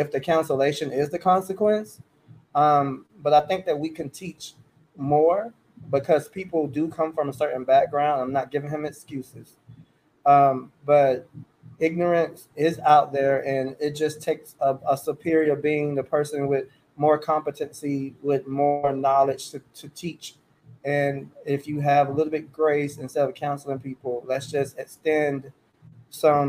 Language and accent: English; Charlotte, North Carolina, United States; I'm a Carolina boy and I'm from Charlotte